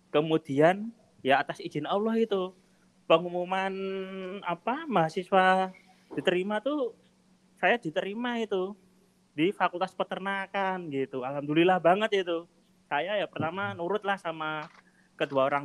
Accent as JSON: {"language": "Indonesian", "town": "Yogyakarta", "region": "Special Region of Yogyakarta", "country": "Indonesia", "said": "sama-sama sama kita dari Jogja gitu."}